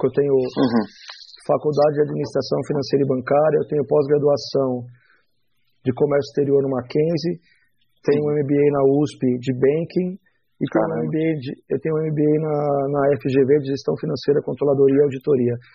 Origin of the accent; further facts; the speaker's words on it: Barretos, São Paulo, Brazil; now in São Paulo, Brazil; Me mandou para o interior, me mandou para Barretos, para casa da mãe dela. Eh, e eu fiquei dos sete aos doze anos de idade na cidade de Barretos